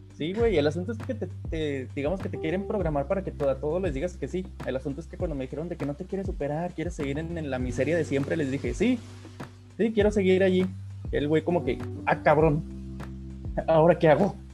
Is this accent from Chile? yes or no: no; Mexico; en nuestro país